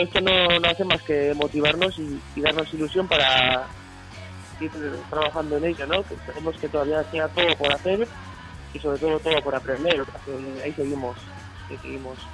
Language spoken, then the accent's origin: Spanish; Basque Country, Spain; first language Basque; Spanish is a second language; en euskera pues lo cantamos porque es nuestra lengua madre